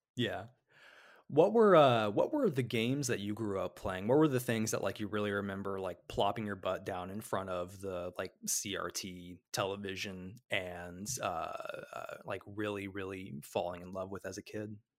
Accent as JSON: {"language": "English", "region": "Illinois", "country": "United States", "moved": "yes", "said": "I'm from Illinois originally"}